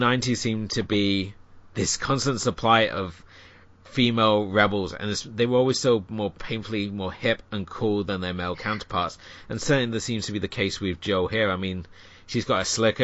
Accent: United Kingdom; being a Brit

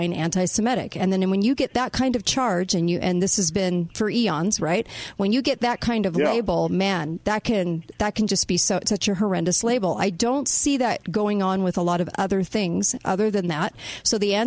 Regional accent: United States; I can say I don't understand or even condone at all what the government does in my name as an American

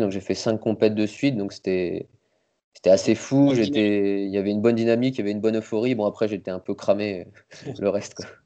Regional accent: Nancy, Grand Est, France; also born or lived in Metz; je suis né à Nancy, mais j'habitais la banlieue à côté, j'habitais à Froire

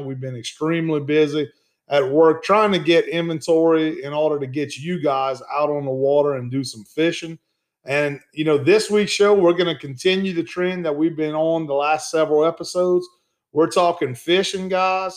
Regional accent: Ville Platte, Louisiana, United States; also born or lived in Gonzales, Louisiana; growing up in Evangeline Parish, where I grew up at in the town of Ville Platte, Louisiana

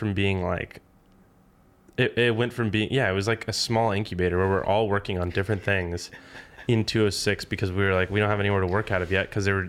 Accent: Tucson, Arizona, United States; born there; also born or lived in North Carolina / England / Alaska / New Mexico; I was born in Tucson, Arizona, but I've moved everywhere. I've lived in North Carolina a couple times, England for a bit, Alaska a couple times, New Mexico, California, Arizona, Missouri.

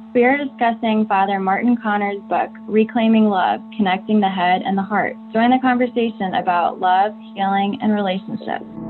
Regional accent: South Africa; moved away as an adult; now in United States; I was born in South Africa and I lived there till I was 19 years old. And then I came to the United States

